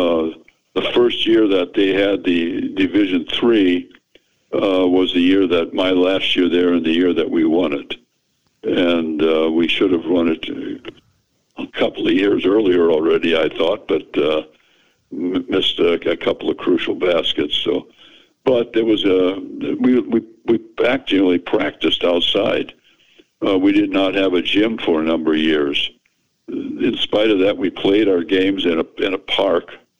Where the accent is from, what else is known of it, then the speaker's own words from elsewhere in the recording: Wisconsin, United States; now in Iowa, United States; I grew up in Wisconsin